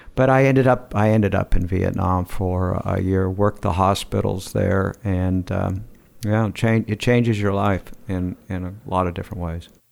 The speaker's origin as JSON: {"language": "English", "region": "Southern California", "country": "United States", "tie": "born or raised there", "also_born_or_lived": "Taos, New Mexico / Santa Barbara", "said": "South Cal, mostly"}